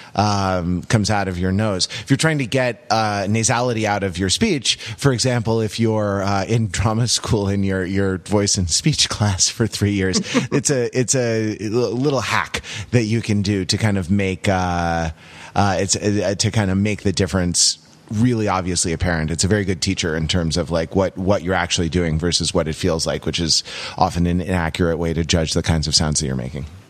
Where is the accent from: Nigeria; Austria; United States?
United States; Los Angeles, California; growing up in Los Angeles in the '90s